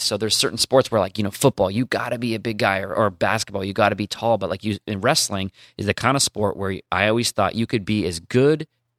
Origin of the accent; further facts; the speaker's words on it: Portland, Oregon, United States; I grew up in Portland